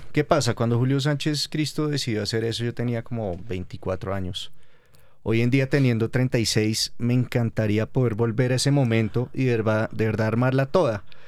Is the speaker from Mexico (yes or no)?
no; Colombia; como colombianos